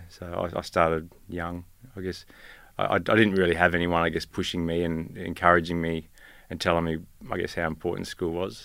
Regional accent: Rosebery, Tasmania, Australia; now in Gympie, Australia; Tasmania, I was born on the west coast of Tasmania.

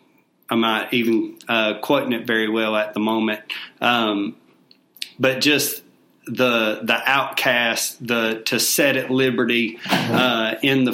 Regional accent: Albemarle, North Carolina, United States; moved away as an adult; now in Rock Hill, United States; I am originally from Albemarle, North Carolina

